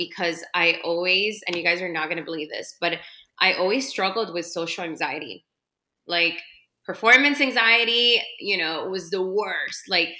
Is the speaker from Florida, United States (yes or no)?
yes; Miami, Florida, United States; But me living in Miami, growing up in Miami, you know, we have our own kind of, It can seem mean when you're out of this, right?